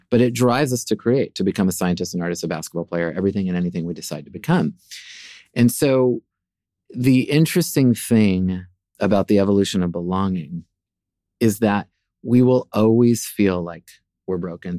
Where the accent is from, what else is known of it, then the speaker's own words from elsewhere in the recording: Seattle, Washington, United States; moved away as an adult; also born or lived in Norfolk, Virginia / New York; I was born in Norfolk, Virginia. I'm the fourth of four kids, and grew up really primarily in Seattle